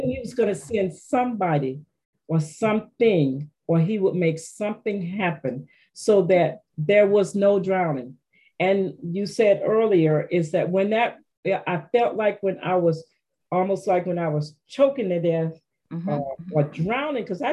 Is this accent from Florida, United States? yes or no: yes; Penney Farms, Florida, United States; I was from Florida.